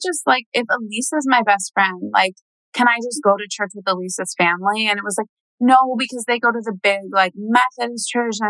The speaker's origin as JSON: {"language": "English", "town": "Franklin", "region": "Tennessee", "country": "United States", "tie": "born or raised there", "said": "a church in my hometown, yes. Franklin, Tennessee."}